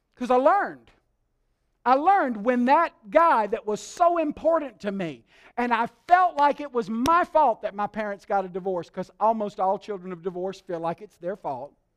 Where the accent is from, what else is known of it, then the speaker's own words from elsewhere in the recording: Alabama, United States; I was raised in Alabama